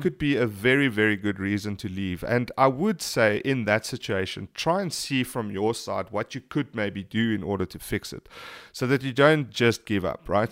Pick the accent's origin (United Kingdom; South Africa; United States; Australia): South Africa; being South African